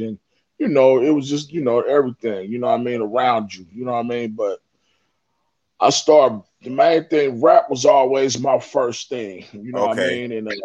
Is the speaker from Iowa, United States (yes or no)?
no; Inglewood, California, United States; I'm from Inglewood, California